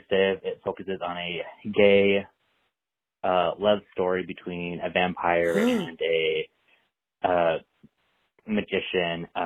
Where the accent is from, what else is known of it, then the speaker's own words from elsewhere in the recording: Portland, Oregon, United States; I'm from Portland, Oregon.